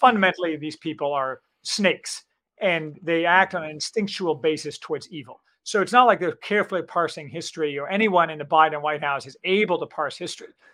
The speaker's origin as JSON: {"language": "English", "country": "United States", "said": "I'm a American optimist"}